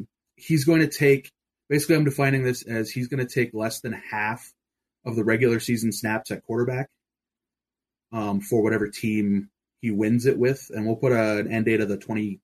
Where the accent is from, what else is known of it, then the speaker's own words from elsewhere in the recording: Minnesota, United States; moved away as an adult; now in Colorado, United States; effectively all my life, born and raised in Minnesota. I'm out here in Colorado now